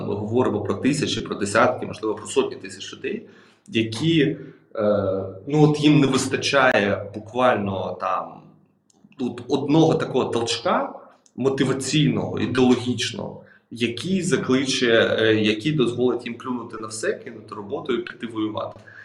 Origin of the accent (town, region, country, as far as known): Ukraine